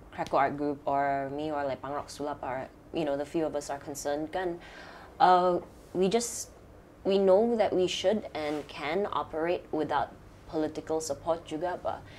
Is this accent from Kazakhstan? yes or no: no; Sabah, Malaysia; growing up in Sabah here because you're always surrounded by nature